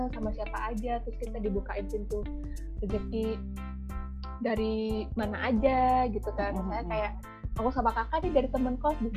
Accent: Jombang, East Java, Indonesia; mungkin akan bilang kamu kerja deket-deket aja lah misalnya contoh di Surabaya karena aku dari Jombang ya

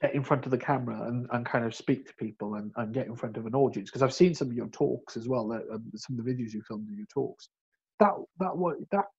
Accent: West Wales, United Kingdom; I'm not from South Wales, I'm from West Wales

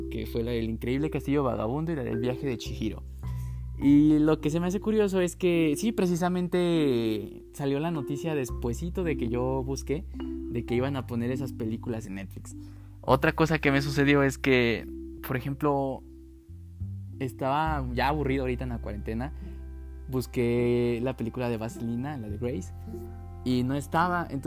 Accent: Mexico; pero pues como ya les dije, como buen mexicano, hasta que nos sintamos de plano muy mal.

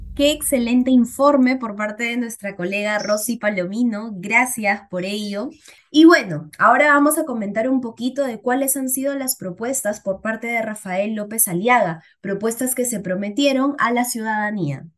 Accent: Peru; como peruanos

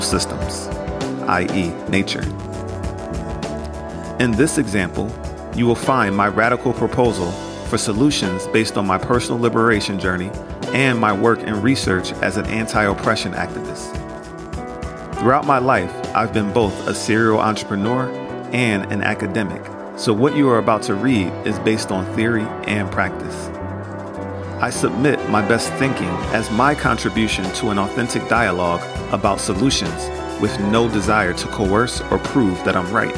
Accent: United States; I internalized growing up in America.

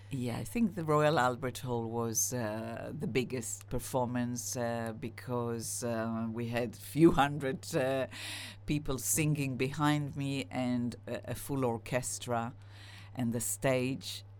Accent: Israel; now in United Kingdom; I'm split Israeli, split British

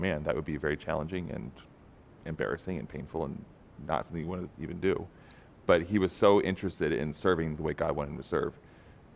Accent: United States; as an American

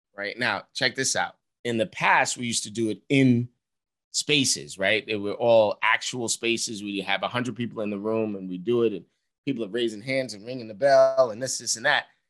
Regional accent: New York City, New York, United States; I'm this dude from Harlem

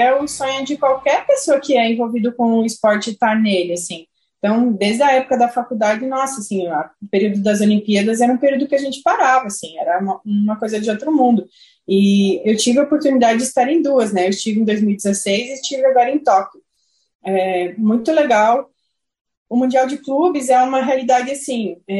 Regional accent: Saudades, Santa Catarina, Brazil; na região onde eu morava, que chama Saudades, município onde eu cresci, onde eu nasci.

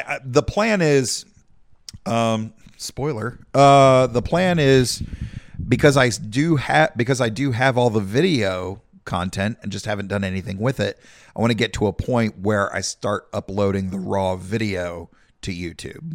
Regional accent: South Carolina, United States; we come from Podunk, South Carolina

